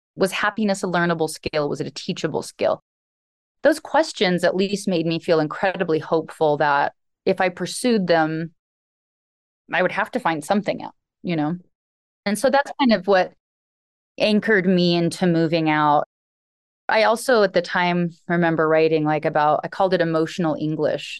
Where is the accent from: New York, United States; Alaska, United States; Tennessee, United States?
Alaska, United States; I grew up in Alaska. I was raised on a homestead by a single father.